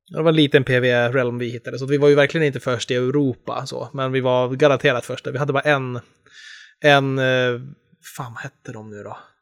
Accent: Enköping, Uppsala County, Sweden; moved away; jag hade alla mina kompisar hemma i Enköping

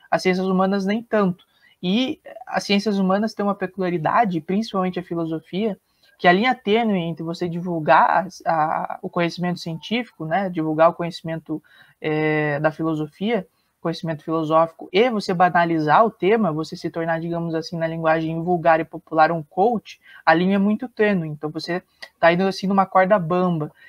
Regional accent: Paraná, Brazil; Sou aqui do Paraná.

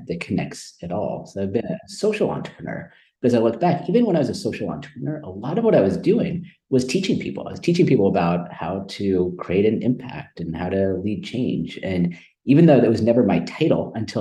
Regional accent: Silicon Valley Bay Area, California, United States; also born or lived in India; I grew up in Silicon Valley Bay Area.

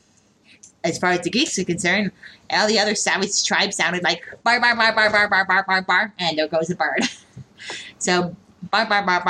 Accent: Canada; I'm a Canadian

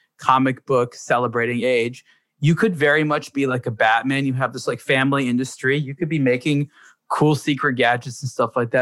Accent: United States; growing up in America

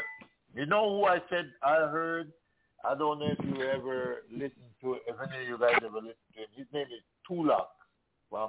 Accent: Canada; now in Florida, United States; we grew up in Canada

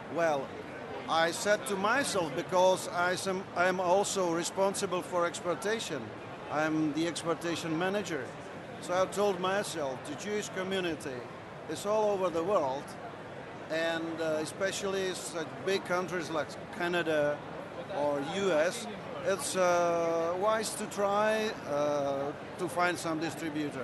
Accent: Czechia; I'm from Czech Republic

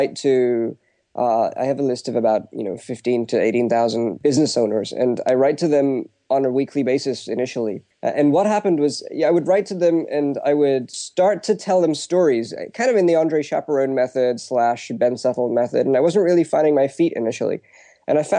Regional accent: United Kingdom; my background is that I'm Indian, but I'm born and brought up in the UK.

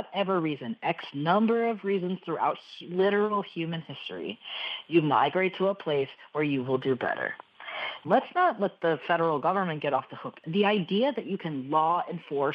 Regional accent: Texas, United States; As a Texan

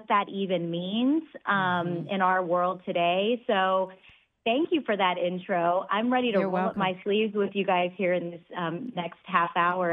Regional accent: Dallas, Texas, United States; I grew up in Texas, in Dallas, actually, with immigrant parents

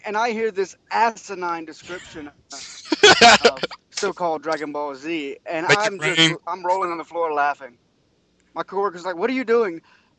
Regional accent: Atlanta, Georgia, United States; I am from Atlanta, Georgia.

